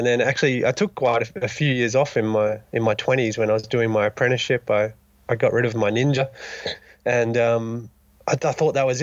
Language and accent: English; Dunsborough, Western Australia, Australia; now in Revelstoke, Canada; I'm originally from Dunsborough, Western Australia, just a little town down in the southern coast.